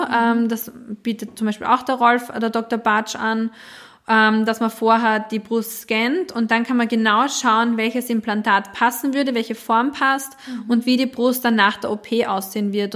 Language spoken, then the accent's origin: German; Austria; bei uns in Österreich